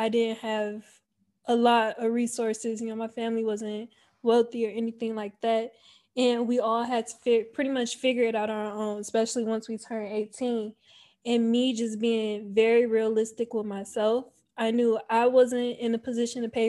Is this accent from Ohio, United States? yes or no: yes; Cleveland, Ohio, United States; moved away as an adult; I was born and raised in Cleveland, Ohio. I lived there up until the age of 18 years old.